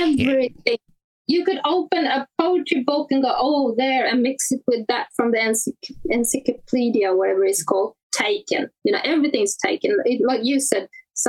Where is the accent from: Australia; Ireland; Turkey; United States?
Australia; moved away; I'm an Aussie